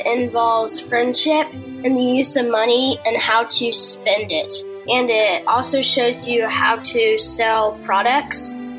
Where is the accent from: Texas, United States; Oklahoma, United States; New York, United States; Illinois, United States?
Oklahoma, United States; Edmond; I am 10 years old. I am from Edmond, Oklahoma.